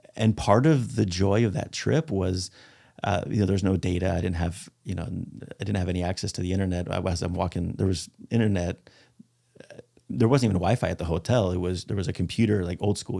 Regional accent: Spain; moved away; And I speak Spanish. I'm from Spain

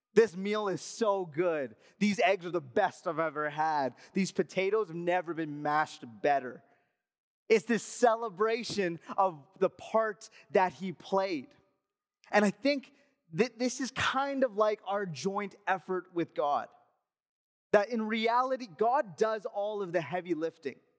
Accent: Alberta, Canada; moved away; I'm from Alberta

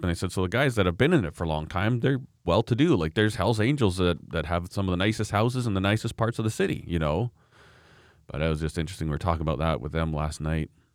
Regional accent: Canada; I'm a Canadian

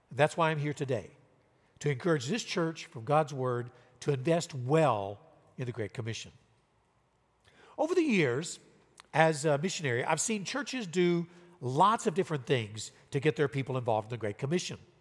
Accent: Louisiana, United States; moved away as an adult; also born or lived in Southern California / Riverside, California / Tokyo, Japan; now in Fresno, United States; I'm from Louisiana

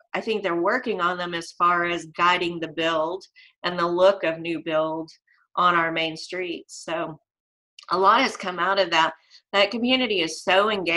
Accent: Van Buren, Arkansas, United States; also born or lived in Heber Springs, Arkansas; I got the opportunity to return to my hometown of Van Buren

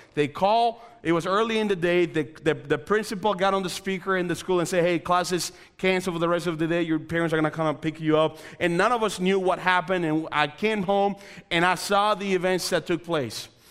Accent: Dominican Republic; moved away; also born or lived in Coventry; I'm originally from the Dominican Republic.

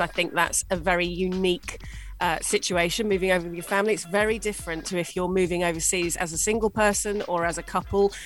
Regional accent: England, United Kingdom; moved away as an adult; now in UAE; as a Brit moving to the UAE

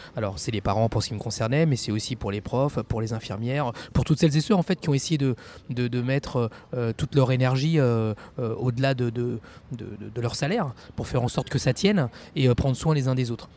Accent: Champigny-sur-Marne, Île-de-France, France; j'ai grandi à Champigny-sur-Marne

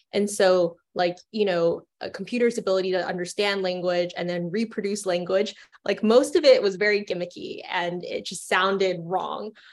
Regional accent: Orlando, Florida, United States; moved away; I grew up in Orlando, Florida, and I went to the Kennedy Space Center every weekend

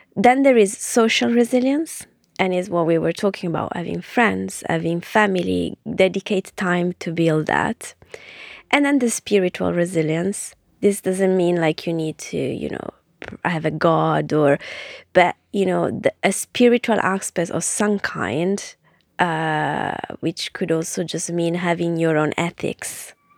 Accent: Ferrara, Emilia-Romagna, Italy; moved away as an adult; now in London, United Kingdom; I grew up in Ferrara

